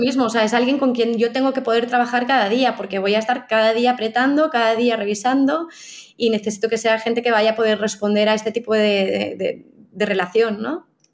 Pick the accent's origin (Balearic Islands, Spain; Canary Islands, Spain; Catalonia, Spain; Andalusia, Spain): Catalonia, Spain; los dos somos catalanes